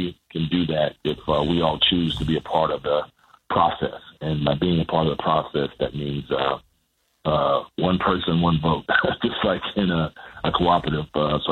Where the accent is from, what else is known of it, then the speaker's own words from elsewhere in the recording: Statesville, North Carolina, United States; I'm from Statesville, North Carolina, grew up in a 990 square foot house with a one bathroom, no shower